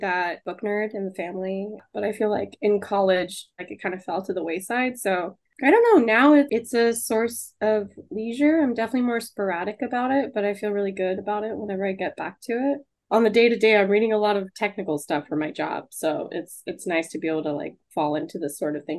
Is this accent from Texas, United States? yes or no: yes; Houston, Texas, United States; accent: drawl; I'm originally from Texas, born and raised. Houston, Texas. That's where that accent is from. Get me a little bit of drunk and maybe you'll hear a drawl, according to my partner.